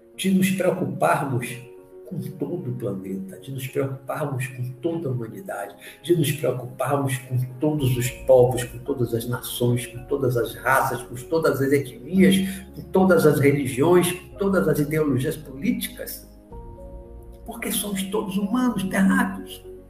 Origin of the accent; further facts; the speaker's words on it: Brazil; eu sou brasileiro, eu, eu entendo mais o português